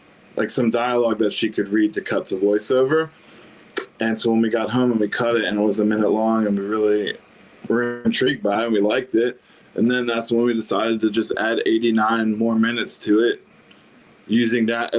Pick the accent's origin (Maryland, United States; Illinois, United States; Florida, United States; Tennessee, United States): Maryland, United States; Pikesville; moved away as an adult; also born or lived in Ellicott City; now in Nashville, United States; we grew up in Pikesville.